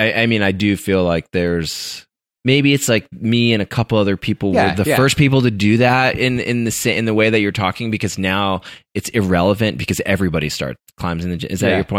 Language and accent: English; Colorado, United States; interestingly enough, growing up in Colorado, not in California, right?